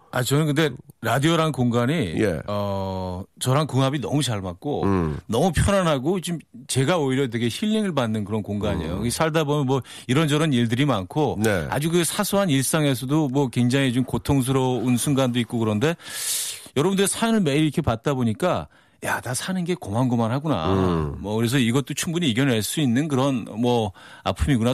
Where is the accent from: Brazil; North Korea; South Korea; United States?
United States; New York area; moved away; 저는 뉴욕 쪽이라